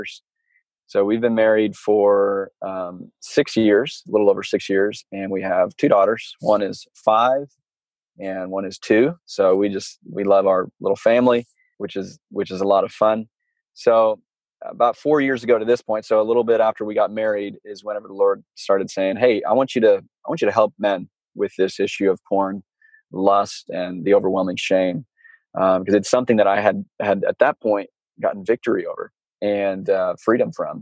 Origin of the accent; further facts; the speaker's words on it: Southern Illinois, United States; I grew up in Southern Illinois, and I've got four brothers.